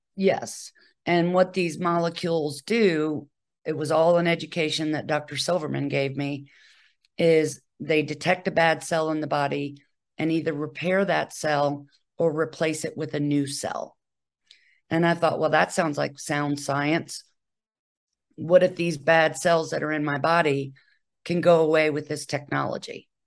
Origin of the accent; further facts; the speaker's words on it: Charlottesville, Virginia, United States; moved away as an adult; also born or lived in Bethesda, Maryland; I'm originally from Charlottesville, Virginia